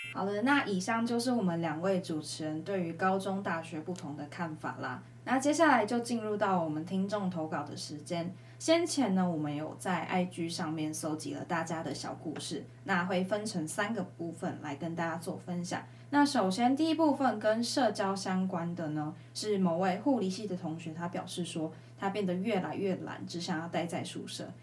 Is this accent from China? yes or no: no; Changhua County, Taiwan; 我自己彰化人